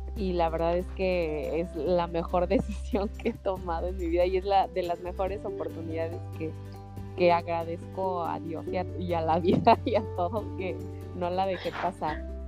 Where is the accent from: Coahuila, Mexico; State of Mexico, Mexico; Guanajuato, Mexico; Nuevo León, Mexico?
Guanajuato, Mexico; yo soy de Guanajuato